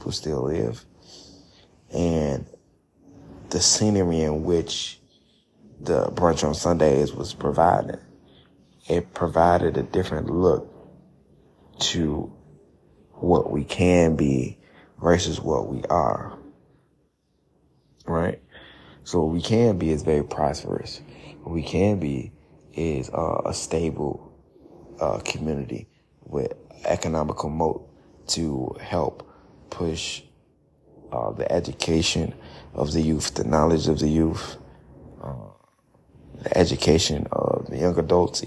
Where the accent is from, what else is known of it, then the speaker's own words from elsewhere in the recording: Chicago, Illinois, United States; I'm from Chicago